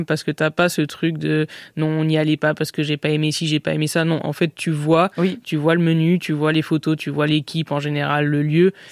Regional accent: Nice, Provence-Alpes-Côte d'Azur, France; moved away as an adult; now in Paris, France; je suis niçoise, j'ai vécu à Nice 17 ans

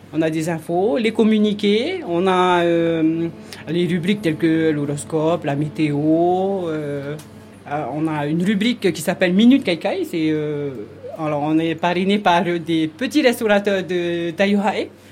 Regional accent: Windward Islands, French Polynesia; now in Nuku Hiva, French Polynesia; je suis né sur Nukuhiva. Euh, j'ai quitté, enfin mes parents sont partis ici, j'avais 6 mois. Donc j'ai passé 37 ans à Tahiti

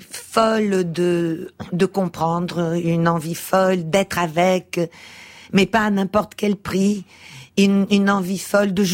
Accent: Portugal; born there; moved away; Je suis née au Portugal. Je suis une immigrée mmh. portugaise avec aussi ce que ça veut dire d'une famille de de 68 arts

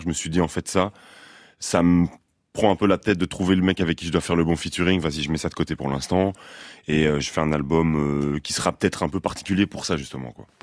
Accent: Brussels, Brussels-Capital Region, Belgium; moi je viens de Bruxelles.

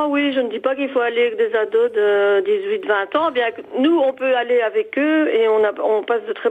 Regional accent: Belgium; also born or lived in Mauzens-et-Miremont, France; Et nous sommes belges, en fait. On a une petite maison ici à Mauzins.

